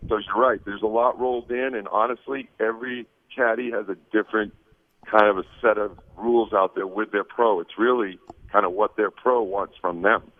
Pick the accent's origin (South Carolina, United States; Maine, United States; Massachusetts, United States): Maine, United States; Portland; now in Vancouver, United States; I grew up in Maine, Portland, Maine. So you know, I was born there, and now, ironically, I live right outside of Portland, Oregon, actually in Vancouver, Washington